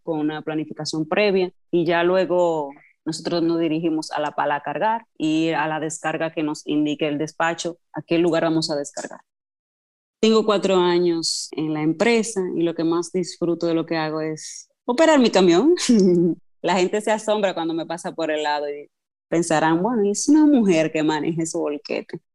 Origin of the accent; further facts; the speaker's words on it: Cotuí, Sánchez Ramírez, Dominican Republic; soy oriunda de Cotuí